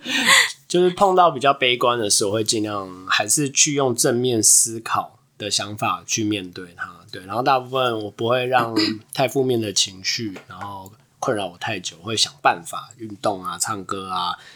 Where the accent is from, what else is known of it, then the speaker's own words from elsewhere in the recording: Taiwan; 像我们台湾人还是会跟，先跟亚洲人混在一起